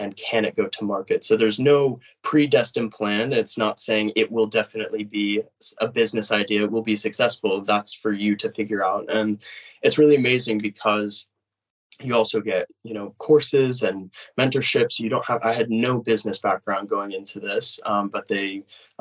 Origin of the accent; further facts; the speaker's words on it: United States; moved away as an adult; now in Cambridge, United Kingdom; I am from the United States